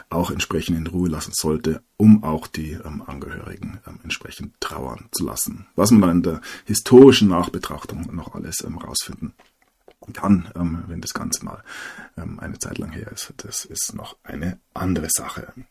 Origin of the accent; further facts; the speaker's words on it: Bavaria, Germany; als Bayer ähm, akzeptiert man ja nur einen Kaiser